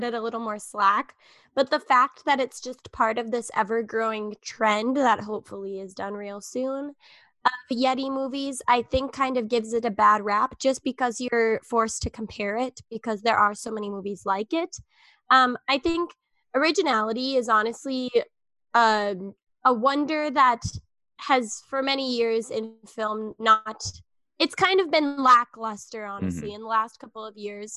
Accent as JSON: {"language": "English", "region": "Minnesota", "country": "United States", "said": "I'm from Minnesota, so it's always cold here"}